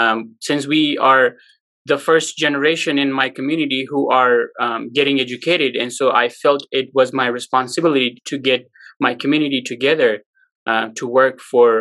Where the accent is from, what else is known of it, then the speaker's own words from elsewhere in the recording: Pakistan; English is a second language; moved away as an adult; now in Utah, United States; I'm from Pakistan. My parents are from Afghanistan. They migrated to Pakistan when they were kids.